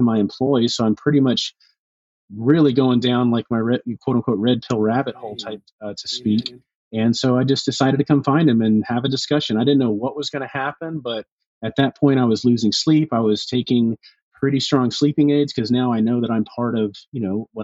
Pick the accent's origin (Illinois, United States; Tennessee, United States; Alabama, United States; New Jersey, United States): Alabama, United States; now in Tampa, United States; my home state of Alabama